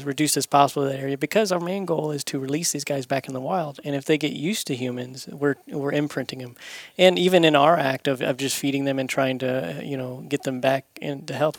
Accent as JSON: {"language": "English", "region": "Florida", "country": "United States", "moved": "yes", "said": "I'm from Florida"}